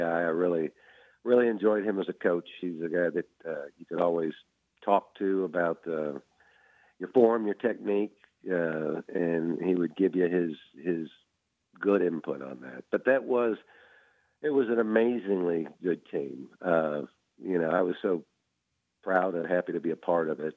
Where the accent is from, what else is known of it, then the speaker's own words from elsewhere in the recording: Jupiter, Florida, United States; moved away as an adult; also born or lived in Flowery Branch, Georgia; I grew up in Jupiter, Florida, so this is kind of my neck of the woods